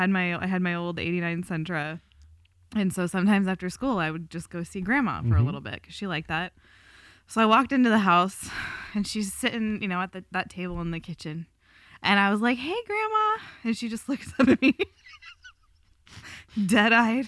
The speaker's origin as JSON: {"language": "English", "country": "United States", "moved": "yes", "lives_now": "Germany", "said": "as American Christians"}